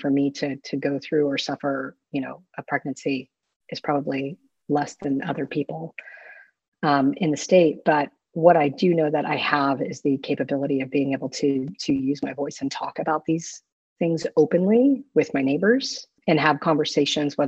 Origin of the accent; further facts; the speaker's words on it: Florida, United States; now in Austin, United States; I grew up with a grandfather who was deeply into the Baptist church growing up in Florida